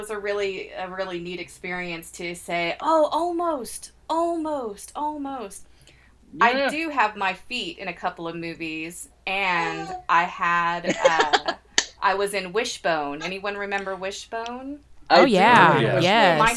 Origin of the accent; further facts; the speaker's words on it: Mexia, Texas, United States; moved away; I'm from Mahair, Mahia, Mexia.